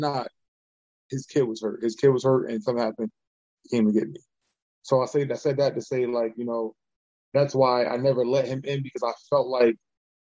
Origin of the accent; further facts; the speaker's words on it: Baltimore, Maryland, United States; I'm from Baltimore